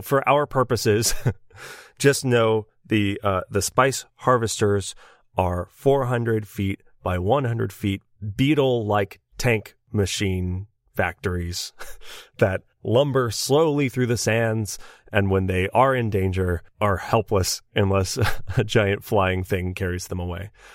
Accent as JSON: {"language": "English", "country": "United States", "said": "we are American"}